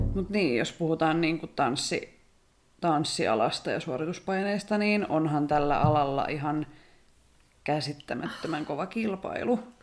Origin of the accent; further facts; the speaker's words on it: Rauma, Satakunta, Finland; Mä oon Raumalta.